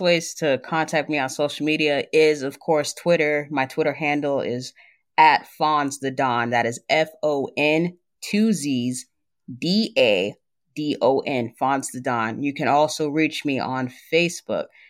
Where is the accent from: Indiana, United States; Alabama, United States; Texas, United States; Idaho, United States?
Texas, United States; San Antonio; now in Dallas-Fort Worth area, United States; my hometown of San Antonio